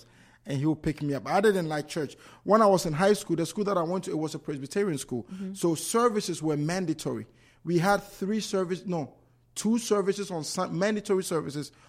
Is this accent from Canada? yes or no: no; Ghana; born or raised there; moved away as an adult; also born or lived in New York / Worcester; now in United States